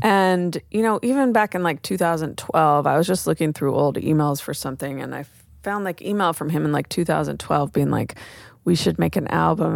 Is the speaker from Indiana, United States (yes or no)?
no; Oakland, California, United States; growing up in Oakland